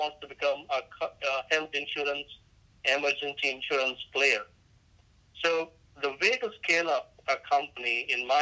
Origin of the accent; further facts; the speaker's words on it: India; moved away; I'm Indian by ethnicity